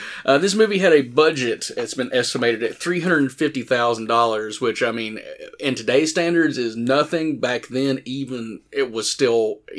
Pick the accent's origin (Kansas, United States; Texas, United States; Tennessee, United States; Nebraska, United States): Tennessee, United States; Morristown; growing up in Morristown